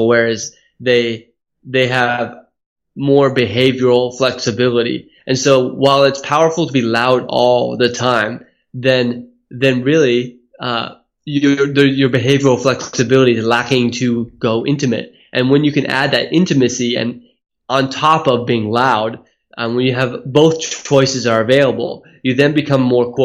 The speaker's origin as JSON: {"language": "English", "area": "Silicon Valley", "region": "California", "country": "United States", "tie": "born or raised there", "also_born_or_lived": "Hawaii", "moved": "as an adult", "lives_now": "Australia", "said": "I was born in Hawaii and then moved to Silicon Valley when my dad's company was purchased when we were in Hawaii when we were young"}